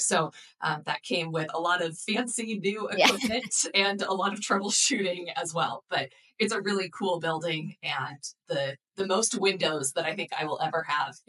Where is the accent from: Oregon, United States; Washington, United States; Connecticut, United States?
Oregon, United States; also born or lived in Redlands, California; I count myself as an Oregon native. I was born in Southern California in Redlands. But my mom is from Oregon and we moved back to be closer to family when I was 5. So this is where I grew up.